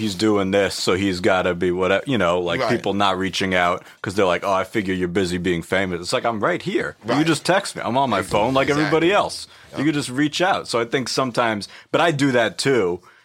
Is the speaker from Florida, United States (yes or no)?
no; New York City, New York, United States; also born or lived in Chicago / Brooklyn (Flatbush); I'm from Manhattan, and then I went to school in Chicago, and then moved back